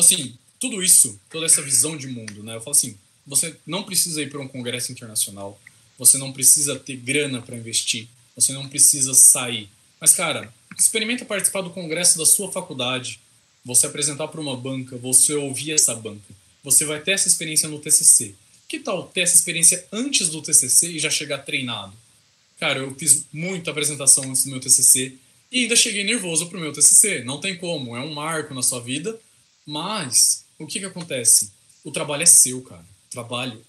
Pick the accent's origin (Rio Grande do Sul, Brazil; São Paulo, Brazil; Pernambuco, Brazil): São Paulo, Brazil; interior of; accent: caipira; Eu sou caipira com gosto. Então, assim, é... Eu sou do interior de São Paulo